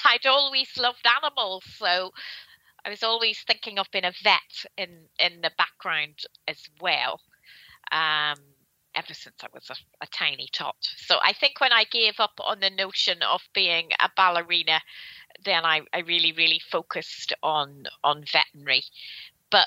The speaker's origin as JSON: {"language": "English", "area": "near Belfast", "region": "Northern Ireland", "country": "United Kingdom", "tie": "born or raised there", "also_born_or_lived": "Carnmoney / Ballyclare", "said": "I was born near Belfast, and my home as a child was in a town called Carnmully, so about 12 miles north of Belfast. And then when I was 11 years old, we moved to the countryside to a little market town called Ballyclare"}